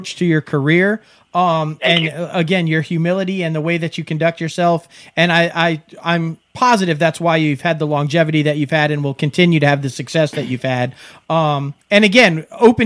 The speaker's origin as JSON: {"language": "English", "region": "New York", "country": "United States", "moved": "yes", "lives_now": "South Mississippi, United States", "said": "I'm from New York"}